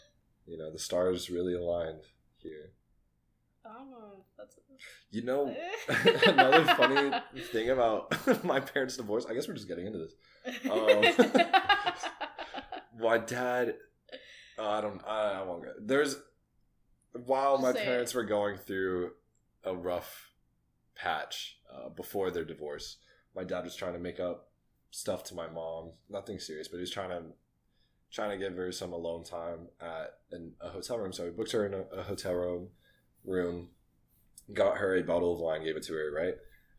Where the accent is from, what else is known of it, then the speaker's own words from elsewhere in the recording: New Braunfels, Texas, United States; And I grew up in New Braunfels.